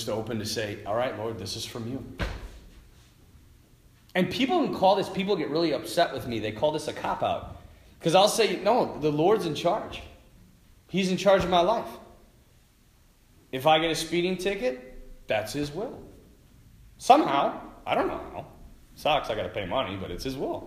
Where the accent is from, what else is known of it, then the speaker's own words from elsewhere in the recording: North Dakota, United States; we're from North Dakota.